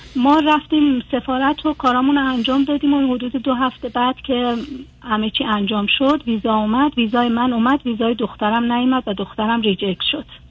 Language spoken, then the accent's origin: Persian; Iran; moved away as an adult; now in Germany